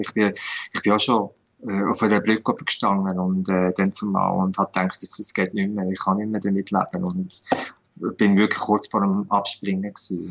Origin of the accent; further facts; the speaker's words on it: Switzerland; Bei uns in der Schweiz